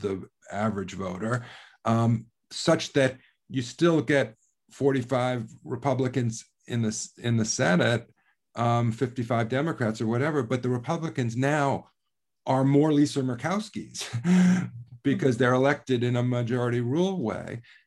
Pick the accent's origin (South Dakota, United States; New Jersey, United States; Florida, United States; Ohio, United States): Ohio, United States; my home state of Ohio